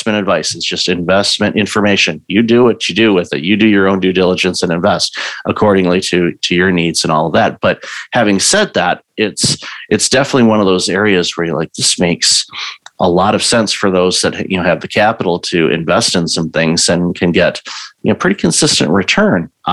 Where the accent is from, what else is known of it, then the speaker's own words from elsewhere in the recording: Midwest, United States; also born or lived in Southeast United States; I grew up in the Midwest